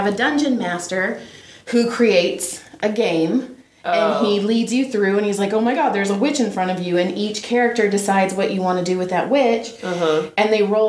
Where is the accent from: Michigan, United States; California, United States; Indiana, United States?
California, United States; Central Valley; where I grew up in Central Valley, we didn't have earthquakes. We had fog.